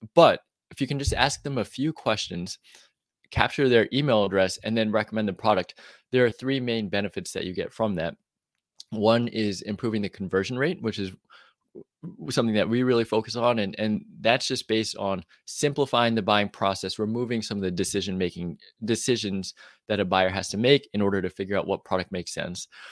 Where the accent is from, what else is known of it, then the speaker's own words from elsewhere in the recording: New York, United States; moved away as an adult; now in Austin, United States; I grew up in the East Coast in New York